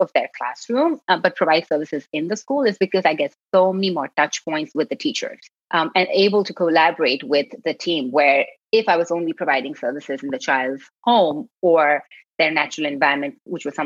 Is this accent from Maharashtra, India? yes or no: yes; Mumbai, Maharashtra, India; moved away as an adult; also born or lived in Karnataka, India; now in San Francisco, United States; I was born and I grew up in Bombay, India